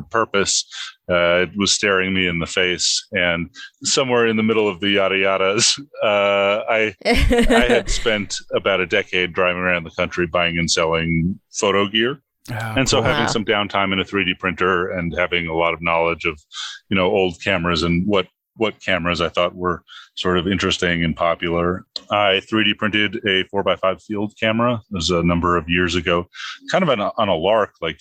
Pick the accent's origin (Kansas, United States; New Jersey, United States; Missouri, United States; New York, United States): New York, United States; New York City; I grew up in the Bronx.